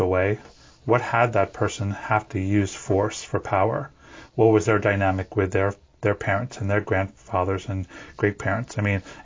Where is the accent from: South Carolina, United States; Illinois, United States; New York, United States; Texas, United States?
New York, United States; I was born in New York, in the East Coast in the 70s